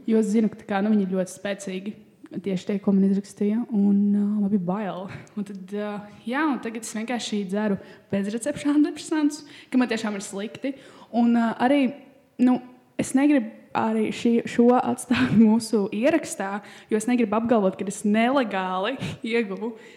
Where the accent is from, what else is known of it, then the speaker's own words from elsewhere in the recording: Latvia; mēs esam latvieši